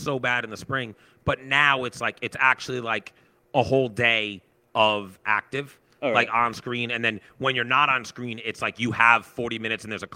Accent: Sharon, United States; I grew up in Sharon

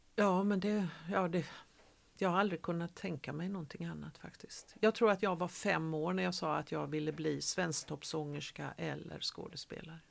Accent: Gothenburg, Västra Götaland, Sweden; moved away as an adult; also born or lived in Malmö; jag är född eh, i Majorna. Mm. Men är uppvuxen i Frölunda

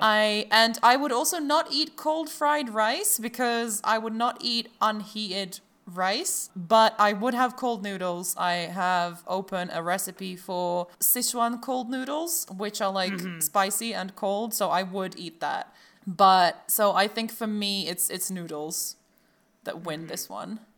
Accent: Croatia; I'm from Croatia

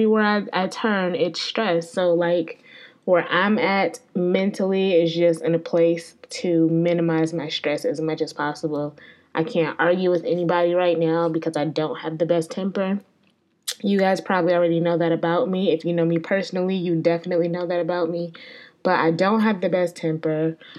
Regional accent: Connecticut, United States; now in Atlanta, United States; I grew up in Connecticut.

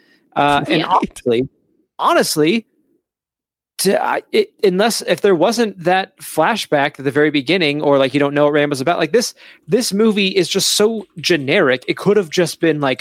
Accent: Phoenix, Arizona, United States; I grew up in Phoenix, Arizona

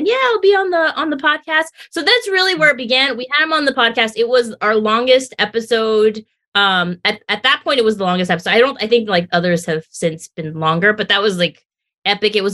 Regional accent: Tijuana, Baja California, Mexico; now in San Diego, United States; I was born in Tijuana

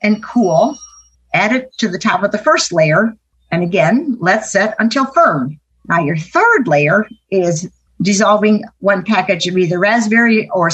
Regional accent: Arcadia, Wisconsin, United States; I'm from Arcadia, Wisconsin.

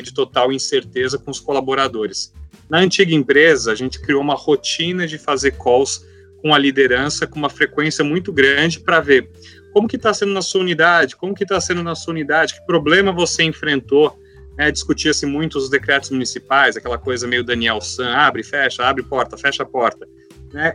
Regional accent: interior of São Paulo, Brazil; Eu sou do interior de São Paulo, né? muita fazenda, então a gente cresce acostumado com isso.

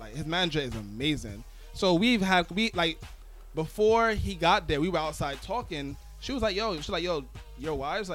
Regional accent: New York City, New York, United States; also born or lived in Uptown Manhattan; I'm from Brooklyn and I live uptown

